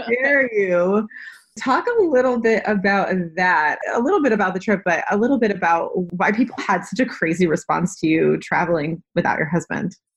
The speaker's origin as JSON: {"language": "English", "region": "New England", "country": "United States", "said": "I am from New England"}